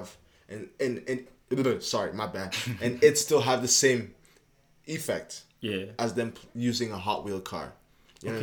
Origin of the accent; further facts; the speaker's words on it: Montreal, Quebec, Canada; moved away; also born or lived in Bulawayo, Zimbabwe; I grew up in Montreal, you know, good 12 years